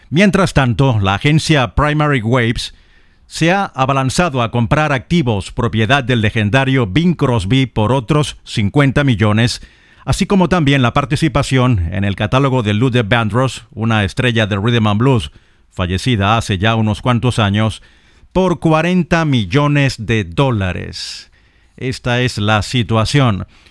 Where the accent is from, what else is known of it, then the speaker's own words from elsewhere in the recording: Lechería, Anzoátegui, Venezuela; en mi ciudad natal, en Puerto La Cruz, en Lechería, donde no nací pero sí crecí y viví los años mozos, los años adolescentes